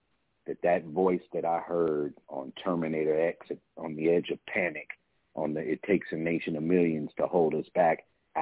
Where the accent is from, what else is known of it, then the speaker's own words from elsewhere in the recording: San Francisco, California, United States; I'm just a brother in California, man, born and raised in San Francisco